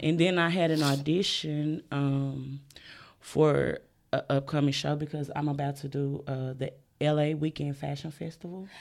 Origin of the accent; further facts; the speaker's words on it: the South, United States; I'm from the South